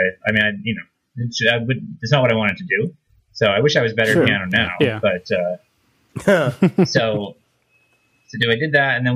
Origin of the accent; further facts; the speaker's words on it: Saskatchewan, Canada; moved away as an adult; now in Toronto, Canada; the university of my hometown